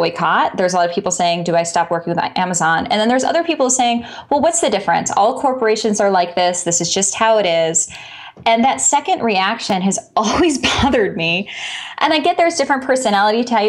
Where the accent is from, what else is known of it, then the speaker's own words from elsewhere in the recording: Chicago, Illinois, United States; I'm from Chicago